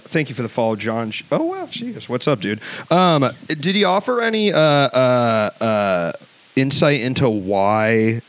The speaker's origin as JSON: {"language": "English", "town": "Washington", "region": "District of Columbia", "country": "United States", "tie": "born or raised there", "moved": "yes", "said": "Well, I'm from D.C."}